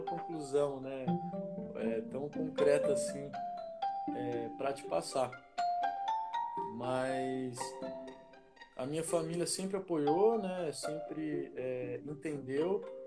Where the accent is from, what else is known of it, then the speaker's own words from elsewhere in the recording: São Paulo, Brazil; also born or lived in Campinas; eu nasci em Campinas, é, vivi em São Paulo a infância, depois voltei a Campinas, né, pra passar à adolescência